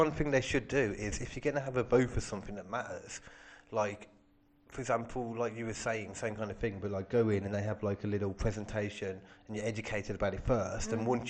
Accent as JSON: {"language": "English", "town": "Birmingham", "region": "West Midlands", "country": "United Kingdom", "accent": "Brummy", "said": "I get asked if I'm like Scottish or Irish and that, and I'm just Brummy."}